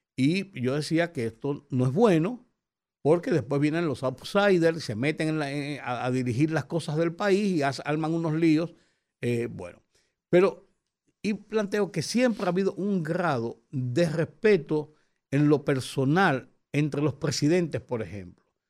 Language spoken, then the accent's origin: Spanish; Dominican Republic; yo como dominicano, como periodista tantos años en ejercicio